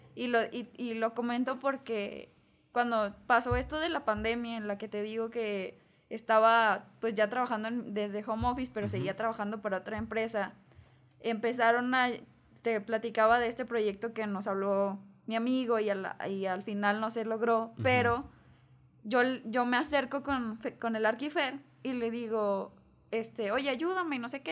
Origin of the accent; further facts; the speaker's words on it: Mexico; como mexicanos tenemos muy arraigado que la familia es lo más importante